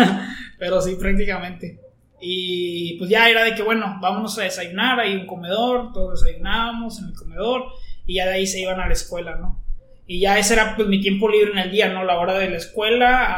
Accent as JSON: {"language": "Spanish", "town": "Monclova", "region": "Coahuila", "country": "Mexico", "said": "yo soy de Monclova"}